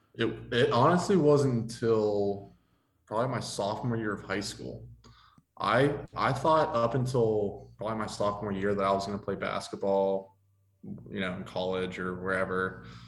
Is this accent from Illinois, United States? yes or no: no; Ligonier, Pennsylvania, United States; also born or lived in Pittsburgh, Pennsylvania; I grew up in Ligonier, Pennsylvania